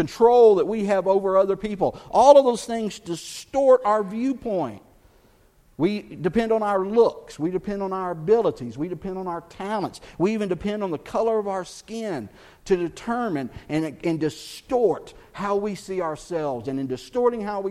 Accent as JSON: {"language": "English", "region": "Texas", "country": "United States", "said": "I'm from Texas"}